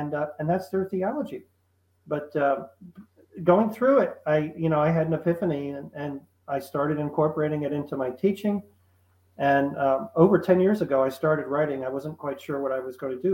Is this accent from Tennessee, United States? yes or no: no; Philadelphia, Pennsylvania, United States; I grew up around the Philadelphia area, so it was very patriotic.